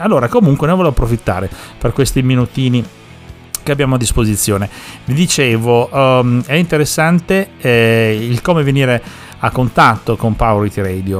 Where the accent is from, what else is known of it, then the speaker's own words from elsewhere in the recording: Sicily, Italy; now in Parma, Italy; dalle nostre parti, intendo dire, giù in Sicilia